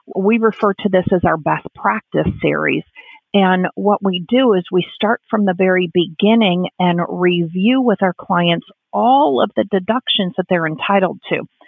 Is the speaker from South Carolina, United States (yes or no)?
no; Illinois, United States; now in San Diego, United States; growing up in Illinois, you're growing up in a very union type of organization